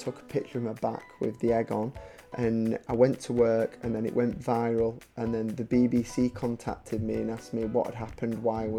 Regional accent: Wigan, North West England, United Kingdom; I'm from Wigan

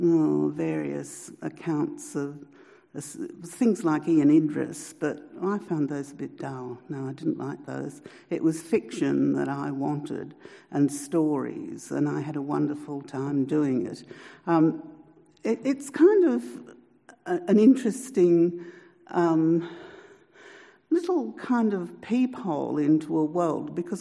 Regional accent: Newcastle, New South Wales, Australia; I grew up in Newcastle and I used to take the tram to the children's library.

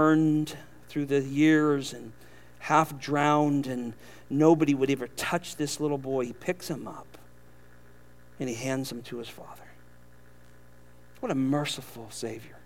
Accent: California, United States; now in Southern United States; We're from California.

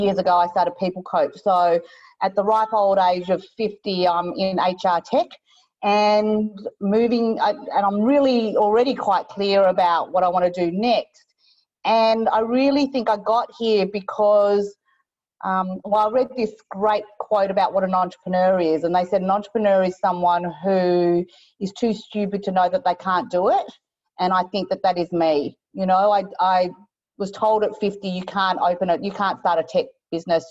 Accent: Australia; I'm Chinese, so you can't see that through my accent. I'm obviously born in Australia, so I'm first generation.

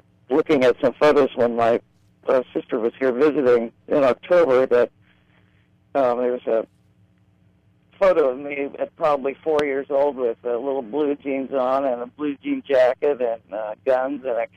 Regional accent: Grove City, Pennsylvania, United States; I grew up in a small town in western Pennsylvania called Grove City.

